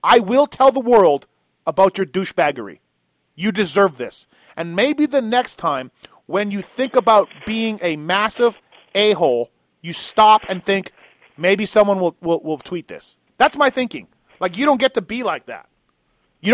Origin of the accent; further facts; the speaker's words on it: Canada; now in United States; I'm Canadian